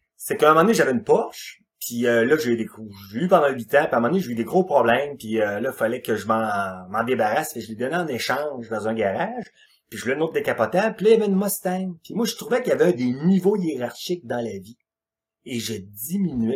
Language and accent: French; Quebec, Canada; Je suis un Québécois, euh, adapté à ma culture